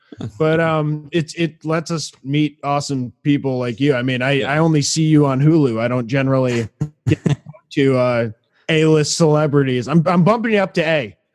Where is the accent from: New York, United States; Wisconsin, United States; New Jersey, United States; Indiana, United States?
New York, United States; Poughkeepsie; moved away as an adult; also born or lived in Plattsburgh, New York; now in Bay Area, United States; We're from New York originally. I'm out in California now, but we grew up together in Poughkeepsie, New York.